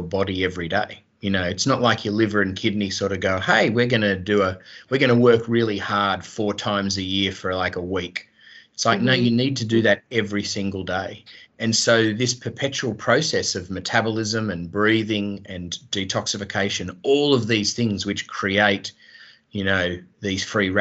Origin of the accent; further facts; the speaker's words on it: Australia; I grew up in Australia